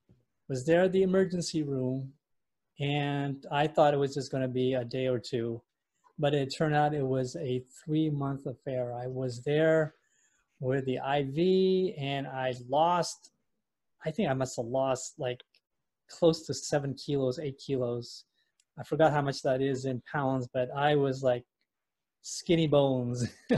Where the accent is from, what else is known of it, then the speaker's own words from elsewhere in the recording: Indonesia; also born or lived in London, United Kingdom / Europe / United States; I was born in London. Actually, I'm Indonesian, but I was born in London. And I grew up most of my life in Europe and in the U.S.